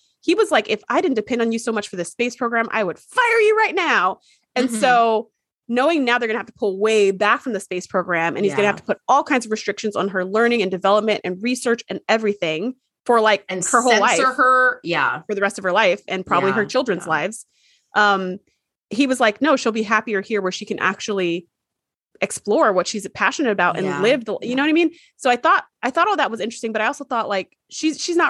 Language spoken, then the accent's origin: English; United States; as an American